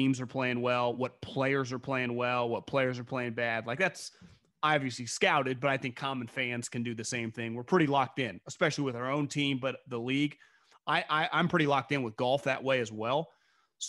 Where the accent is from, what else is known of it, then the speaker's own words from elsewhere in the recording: California, United States; I'm from California.